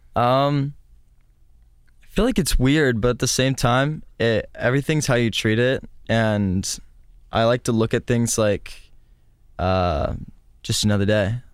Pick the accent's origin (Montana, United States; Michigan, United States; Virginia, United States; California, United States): California, United States; Stockton; The only music that was in my hometown was rap.